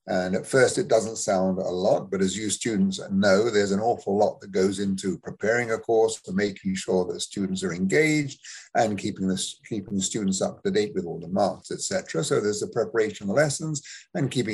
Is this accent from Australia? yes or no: no; United Kingdom; moved away as an adult; also born or lived in United States; now in Canada; as maybe you can tell from my accent, I'm someone who was born in England, just south of London.